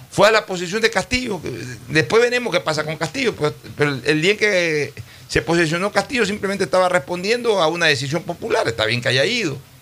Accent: Ecuador; como ecuatoriano

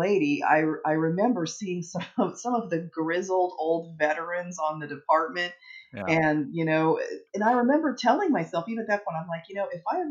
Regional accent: East Coast, United States; moved away as an adult; now in Phoenix, United States; I'm from the East Coast, but I moved out west

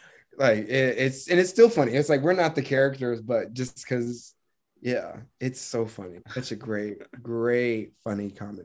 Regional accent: Marietta, Georgia, United States; Yeah, I grew up in Marietta, Georgia.

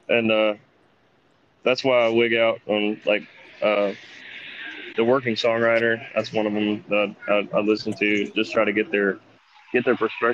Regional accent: Birmingham, Alabama, United States; I grew up in Birmingham, Alabama.

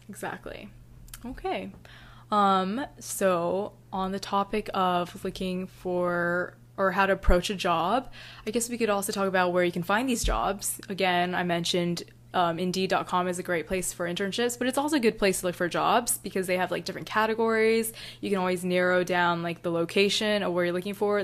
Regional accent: North Carolina, United States; I'm from North Carolina

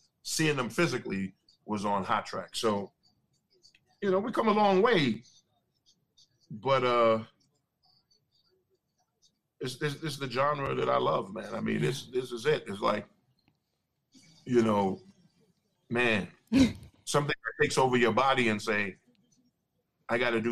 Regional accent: New York, United States; now in Atlanta, United States; in my hometown in New York, we had Video Music Box

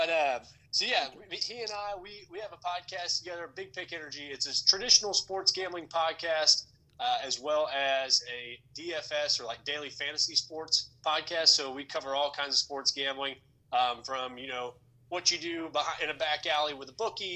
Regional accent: Cape Girardeau, Missouri, United States; moved away as an adult; now in Florida, United States

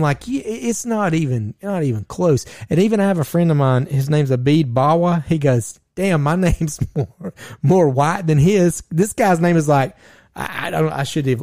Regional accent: Georgia, United States; we are from Georgia

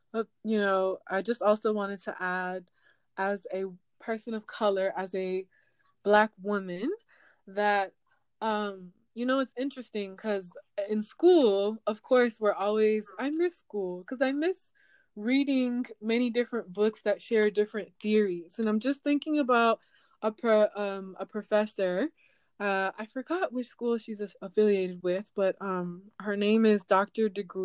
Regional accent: Nigeria; I'm Nigerian. So for me, culturally, I mean, we have thick skin, we're tough.

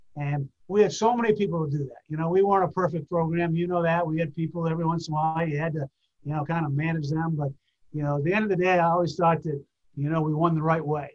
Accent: New Hampshire, United States; moved away as an adult; also born or lived in Washington, D.C. / Vermont; now in Gainesville, United States; I grew up in New Hampshire

